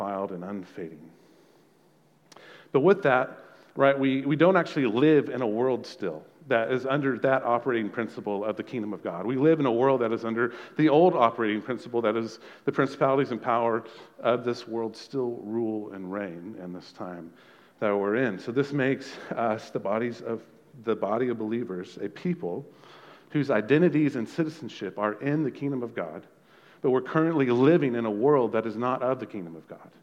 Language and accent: English; Texas, United States; we're Americans, we're Texans, and we're Aggies